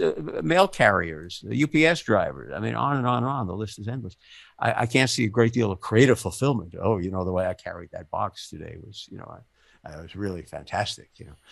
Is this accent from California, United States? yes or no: no; New York City, New York, United States; I grew up in the Bronx